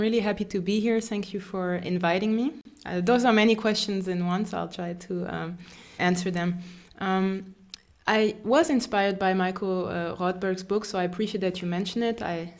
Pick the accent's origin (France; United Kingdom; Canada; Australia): France; also born or lived in Germany; I grew up in France and also in Germany, and I had the privilege to live in South Africa and Cameroon and to study also different languages.